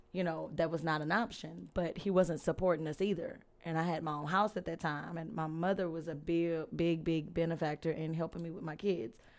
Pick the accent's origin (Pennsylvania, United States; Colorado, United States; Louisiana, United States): Louisiana, United States; Alexandria; also born or lived in England Air Force Base; Born in Alexandria.